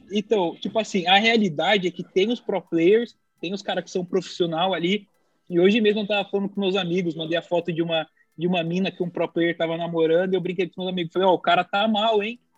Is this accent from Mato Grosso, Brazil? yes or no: no; São Paulo, Brazil; now in United States; vim de São Paulo pro Rio de Janeiro